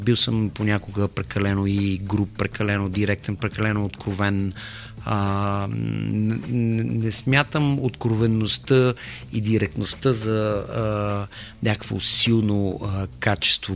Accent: Bulgaria; сме на Балканите и че сме българи

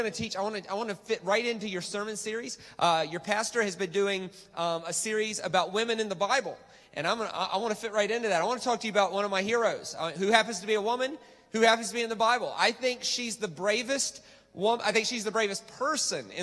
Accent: United States; I'm American

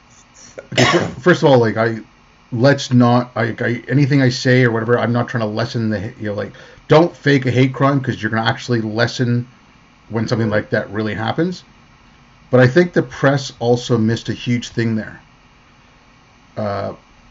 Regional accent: Montreal, Quebec, Canada; also born or lived in India; I grew up in Montreal, you know, I was born in India, I'm brown.

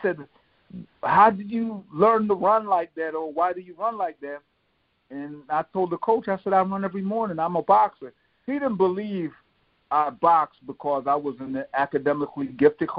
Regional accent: Philadelphia, Pennsylvania, United States; also born or lived in Jamaica; growing up in Southwest Philadelphia, a lot of the guys I grew up with, we were like brothers

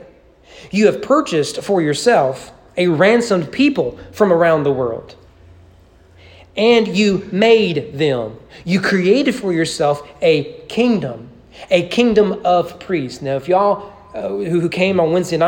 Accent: Bible Belt, Southern United States, United States; me being a Southerner growing up in the Bible Belt

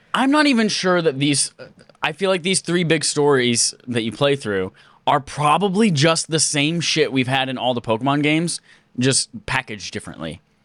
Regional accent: United States; I'm a dumb American

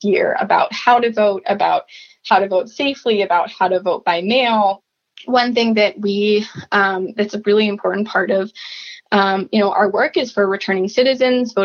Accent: Columbus, Ohio, United States; now in Washington, D.C., United States; I'm originally from Columbus, Ohio. I currently live in Washington, D.C.

